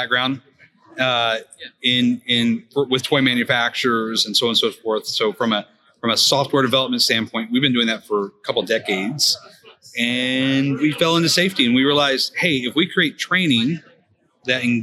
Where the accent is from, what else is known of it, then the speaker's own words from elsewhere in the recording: Houston, Texas, United States; I'm from the Houston area. Born and raised, by the way, fifth generation Texan